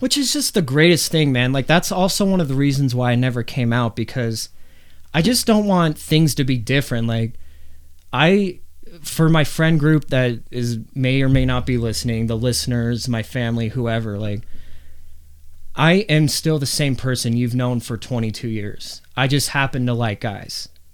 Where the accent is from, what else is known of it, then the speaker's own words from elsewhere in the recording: Arvada, Colorado, United States; You and me, we grew up in Arvada, which is a very white bread town